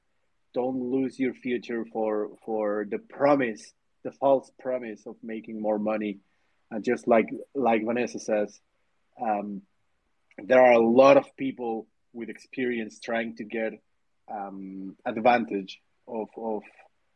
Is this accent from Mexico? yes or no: yes; Mexico; I'm from Mexico